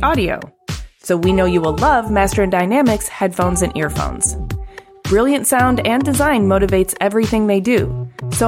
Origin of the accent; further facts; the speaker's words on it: Ypsilanti, Michigan, United States; I grew up in Ypsilanti, yeah. Michigan.